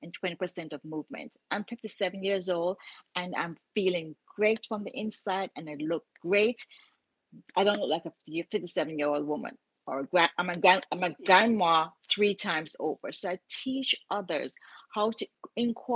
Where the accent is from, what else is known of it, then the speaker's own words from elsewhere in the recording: Jamaica; moved away as an adult; now in United States; I was born in Jamaica, lived with my single mom